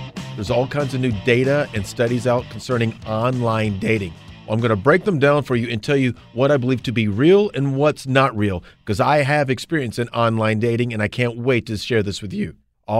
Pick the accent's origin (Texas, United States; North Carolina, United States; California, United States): North Carolina, United States; Gastonia; I sort of grew up in the Gastonia County. I can sort of say that. Like, you talk about your background. I'm from Gastonia.